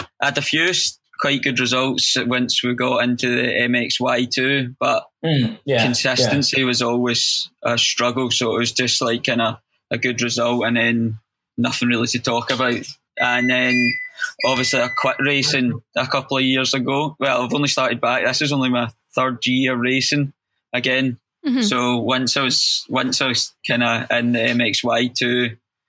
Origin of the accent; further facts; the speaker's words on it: Glasgow, Scotland, United Kingdom; accent: Scottish; now in Portsmouth, United Kingdom; I'm from Glasgow, but I live in Portsmouth now, so maybe I've learned to pronounce my words a bit better